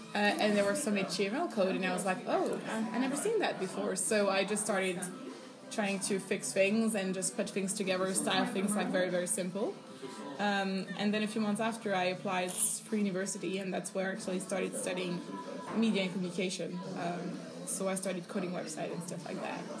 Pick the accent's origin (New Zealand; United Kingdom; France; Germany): France; now in Denmark; I live in Denmark, but I'm originally from France.